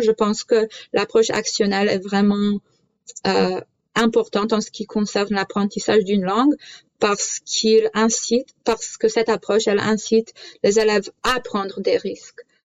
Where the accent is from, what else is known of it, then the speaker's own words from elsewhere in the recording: Canada; French is a second language; je suis née au Canada, mais la culture polonaise ainsi que la langue font partie de ma vie quotidienne